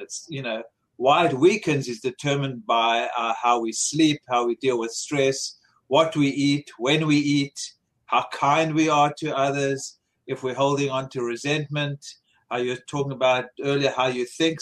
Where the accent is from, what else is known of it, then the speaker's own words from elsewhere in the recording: South Africa; moved away; I grew up in South Africa eating a lot of fruits and vegetables